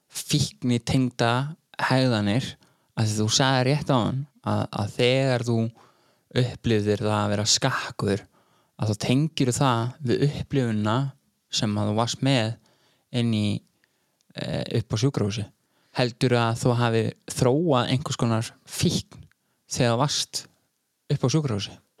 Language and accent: Icelandic; Iceland; ég var úlst upp í Rútafyrði